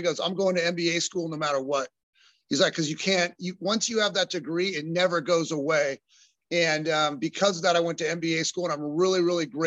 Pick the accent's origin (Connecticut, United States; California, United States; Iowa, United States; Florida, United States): California, United States; Costa Mesa; also born or lived in Laguna Hills, California / Utah; I grew up in Costa Mesa, California, just right up the road here, and then moved to Laguna Hills when I was a freshman in high school. So I'm a kind of a South Orange County, Southern California native.